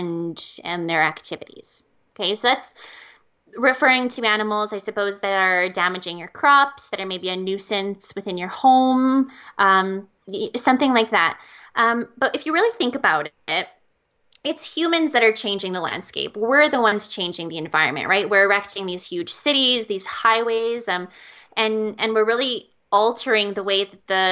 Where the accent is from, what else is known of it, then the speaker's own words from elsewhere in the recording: Calgary, Alberta, Canada; also born or lived in California; I growing up in Calgary